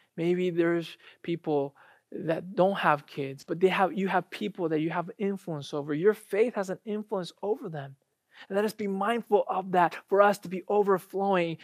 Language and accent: English; United States; also born or lived in Japan; I graduated from college here, I grew up here and then went back to Japan after college